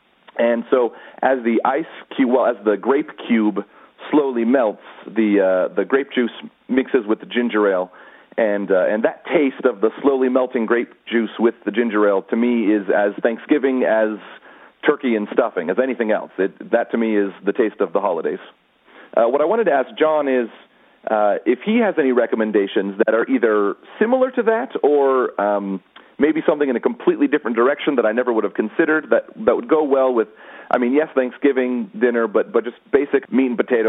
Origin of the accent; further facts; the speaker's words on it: California, United States; I'm from California